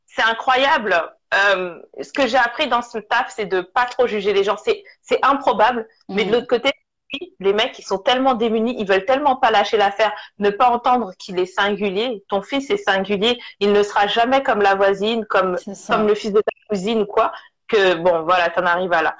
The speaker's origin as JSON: {"language": "French", "country": "Togo", "said": "Je suis du Togo"}